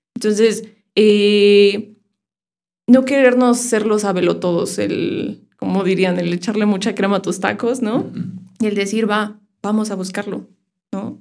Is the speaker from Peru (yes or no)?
no; Irapuato, Guanajuato, Mexico; Nací en Irapuato. Este, mis papás son de San Luis. Mucho tiempo antes migraron a Irapuato, como unos 20 años. Y yo crecí ahí.